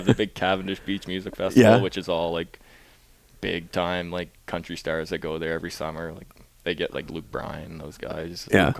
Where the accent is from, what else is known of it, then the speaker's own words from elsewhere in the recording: Fredericton, New Brunswick, Canada; so we talk about Freddie Beach quite a bit. The boys, we have a lot of good memories there. And I was just fortunate enough that that's my hometown, so I get to enjoy it all the time.